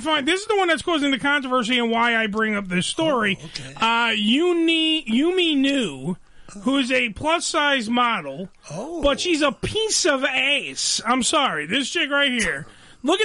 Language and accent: English; Canada; And, well, we're Canadian, so that's great.